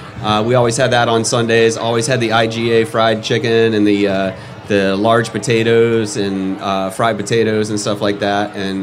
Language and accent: English; Kentucky, United States; moved away as an adult; also born or lived in Louisville, Kentucky / Syracuse, New York / Virginia Beach, Virginia / Roswell, Georgia; now in Georgia, United States; Grew up in Kentucky, all over Kentucky. I have family from the east side to the west side of Kentucky. I was born in Louisville.